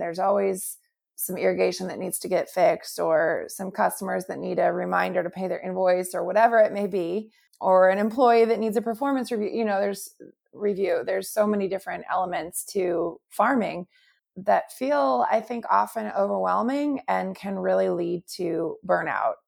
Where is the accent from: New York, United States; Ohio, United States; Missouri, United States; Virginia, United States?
Missouri, United States; St. Louis; my hometown of Saint Louis